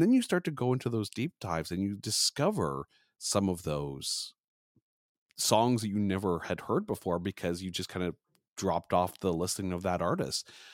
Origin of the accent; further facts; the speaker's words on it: Canada; I am a Canadian podcaster